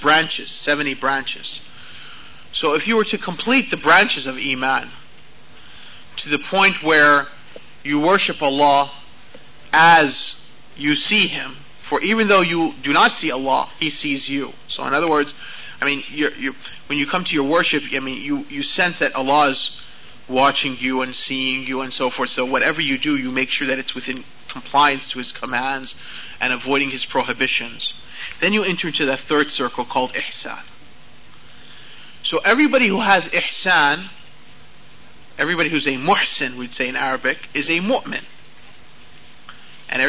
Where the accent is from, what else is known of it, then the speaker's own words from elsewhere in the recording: United States; accent: American; my American accent